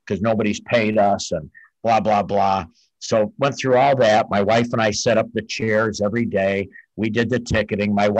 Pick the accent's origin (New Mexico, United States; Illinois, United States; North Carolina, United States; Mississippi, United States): Illinois, United States; Brookfield; moved away as an adult; also born or lived in Wisconsin; now in Pensacola, United States; I grew up in outside Chicago. My parents in Brookfield, Illinois